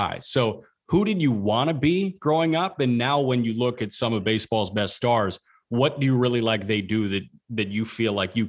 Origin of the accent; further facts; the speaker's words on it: Chicago, Illinois, United States; obviously, I grew up in the Chicagoland area.